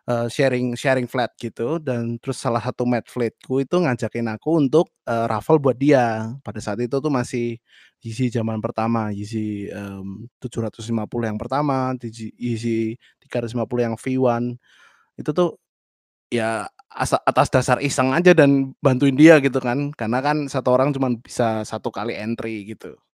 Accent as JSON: {"language": "Indonesian", "town": "Yogyakarta", "region": "Special Region of Yogyakarta", "country": "Indonesia", "lives_now": "Berlin, Germany", "said": "Aku asal dari Jogja, sekarang saat ini masih kuliah di menuju semester akhir eh, dan juga sedang bekerja di satu library di Berlin"}